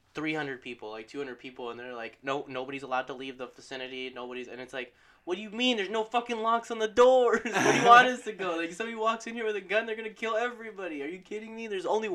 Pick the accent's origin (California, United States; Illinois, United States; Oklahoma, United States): California, United States; San Bernardino; We're from the dirty.